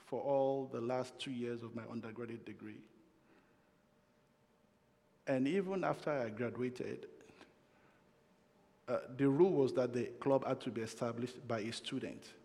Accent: Nigeria; moved away as an adult; also born or lived in United States; now in Canada; When I was migrating from Nigeria to North America, and that was 25 years ago. And that's because there were a lot of limited opportunities in my country of birth

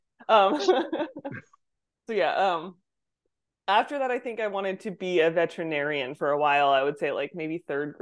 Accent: Plymouth, New Hampshire, United States; I was born in New Hampshire, rural New Hampshire, Plymouth

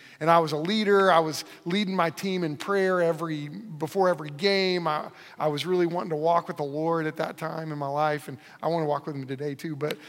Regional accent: Moore, Oklahoma, United States; I grew up in Moore, Oklahoma, and where all the tornadoes come through. So I grew up there my whole life

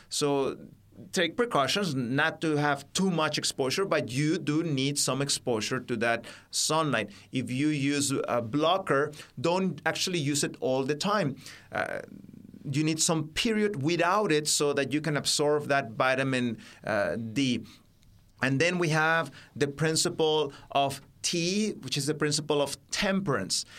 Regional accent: Baja California, Mexico; English is a second language; also born or lived in Mexico City; it's a state bordering with what you call today California in America, uh, just across the border from there. That's where I grew up

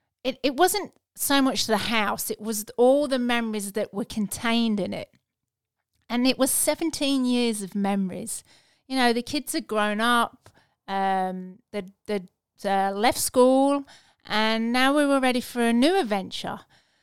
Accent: England, United Kingdom; moved away as an adult; now in Australia; We emigrated from England in 2001

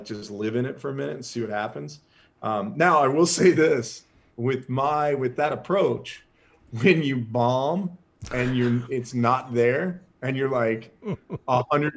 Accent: Richmond, Virginia, United States; So I went to high school in Richmond, Virginia. I was a foster kid, so I lived at the boys' home for a lot of it.

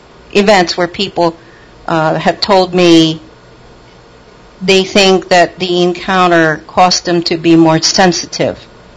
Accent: Connecticut, United States; now in Pennsylvania; I'm actually in Pennsylvania now, but I actually spent my teen years and my college years in Connecticut.

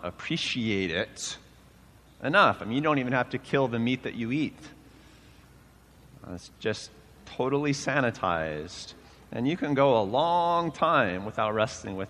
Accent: United States; I passed 50 now, which means as an American male

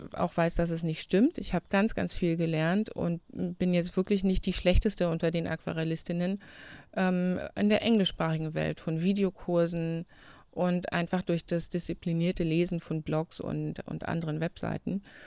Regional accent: Germany; also born or lived in New Zealand; Wir haben bei uns in Deutschland immer noch das Zunftsystem

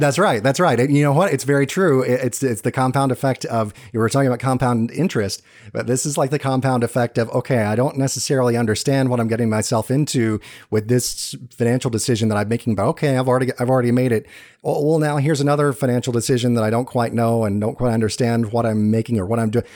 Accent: Georgia, United States; moved away; I'm from Georgia

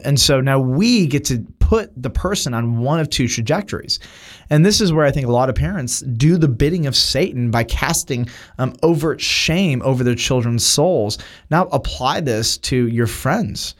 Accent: United States; as an American

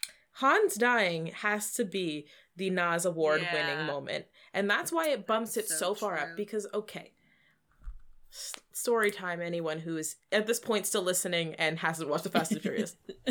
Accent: Texas, United States; Listen, I'm from Texas.

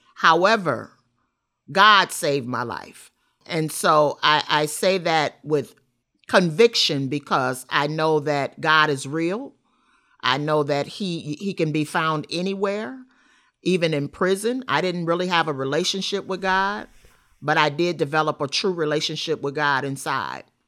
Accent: Rockford, Illinois, United States; I grew up in Rockford, Illinois, Fairgrounds Housing Project.

